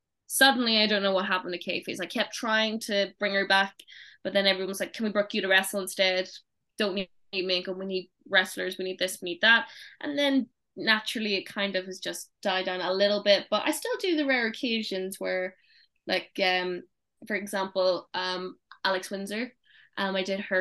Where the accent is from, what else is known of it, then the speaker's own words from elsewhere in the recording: Ireland; moved away as an adult; now in United Kingdom; I'm coming from Ireland.